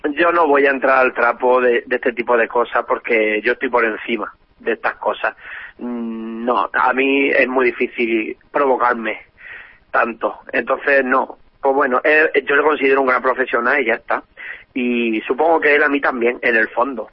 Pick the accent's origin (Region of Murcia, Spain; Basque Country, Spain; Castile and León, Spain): Region of Murcia, Spain; yo soy murciana